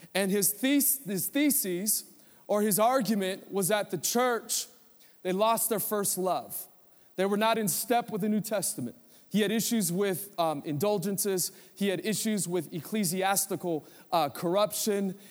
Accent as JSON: {"language": "English", "country": "United States", "said": "As American Christians"}